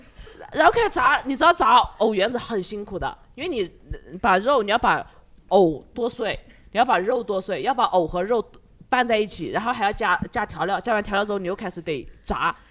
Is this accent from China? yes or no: yes; southern China, China; 我因为我而且我是南方人嘛，我们那边就是我就是从小就睡得很晚，我和我朋友也是。